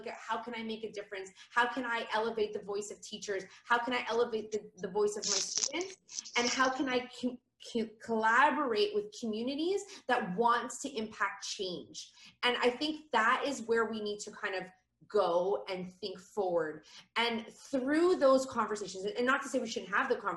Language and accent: English; Canada; moved away; I'm Canadian